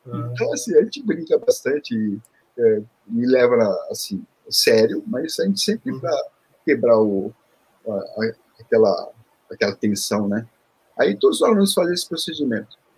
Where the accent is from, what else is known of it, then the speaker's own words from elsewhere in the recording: São Paulo, Brazil; moved away as an adult; also born or lived in Seoul, South Korea; now in Rio de Janeiro, Brazil; É, eu, eu sou coreano. Eu vim com um ah, ano de idade. Ah, então entendi. Eu, então, eu vim com um ano de idade. Aí morei em São Paulo, né? É, uhum. morava em São Paulo.